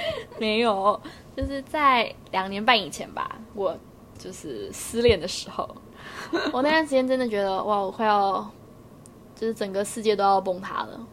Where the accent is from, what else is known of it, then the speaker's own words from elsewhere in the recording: Taiwan; moved away as an adult; now in China; 我这台湾出生的这个成长背景